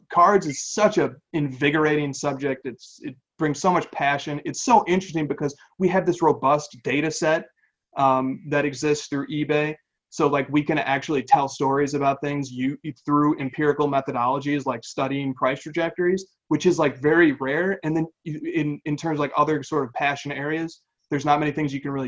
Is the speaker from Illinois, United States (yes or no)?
yes; Chicago, Illinois, United States; moved away; I'm from the Chicagoland area originally, born and raised in that area.